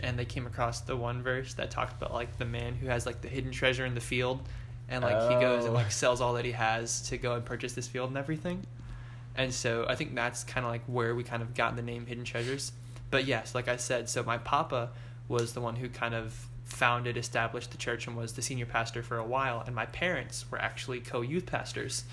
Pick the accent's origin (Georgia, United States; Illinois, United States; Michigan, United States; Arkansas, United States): Georgia, United States; Kingsland; moved away as an adult; now in Columbus, United States; I am originally from Kingsland, Georgia